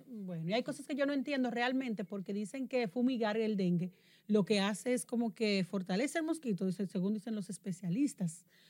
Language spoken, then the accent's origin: Spanish; Dominican Republic; moved away; en la zona de Elías Piña, próximo a mi tierra